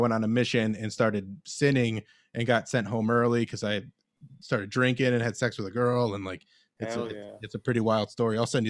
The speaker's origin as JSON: {"language": "English", "town": "Cleveland", "region": "Ohio", "country": "United States", "tie": "born or raised there", "said": "I grew up Mormon, and I grew up in Cleveland."}